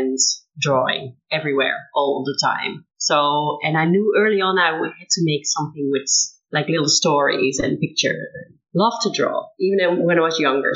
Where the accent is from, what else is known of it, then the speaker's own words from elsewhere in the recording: Netherlands; from the Netherlands